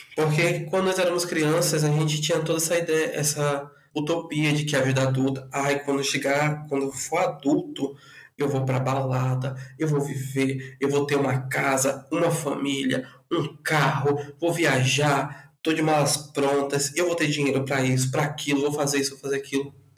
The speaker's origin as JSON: {"language": "Portuguese", "town": "Porto Velho", "region": "Rondônia", "country": "Brazil", "tie": "born or raised there", "also_born_or_lived": "Rio Branco, Acre", "moved": "yes", "lives_now": "São Paulo, Brazil", "said": "sou natural de Porto Velho, Rondônia, mas metade da minha vida morei em Porto Velho e a outra metade morei em Rio Branco, no Acre"}